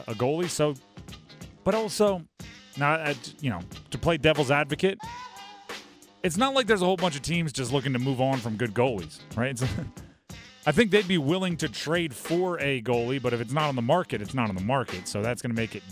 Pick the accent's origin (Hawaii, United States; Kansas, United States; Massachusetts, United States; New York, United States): Hawaii, United States; moved away; I grew up in Hawaii